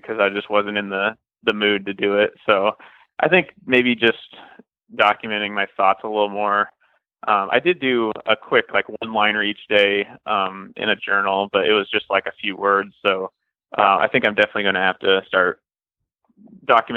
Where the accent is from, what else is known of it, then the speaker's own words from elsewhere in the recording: Iowa, United States; also born or lived in Kansas City / Nebraska / Missouri; now in St. Louis, United States; I grew up in Iowa, and I've kind of been all around the Midwest. I lived in Kansas City for a while, Nebraska, and now back down in Missouri